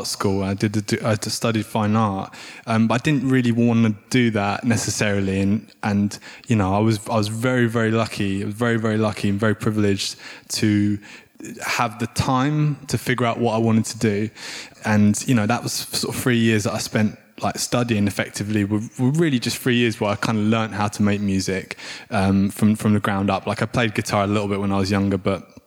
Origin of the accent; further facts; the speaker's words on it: United Kingdom; moved away as an adult; also born or lived in South London; I grew up outside of London and I moved to South London.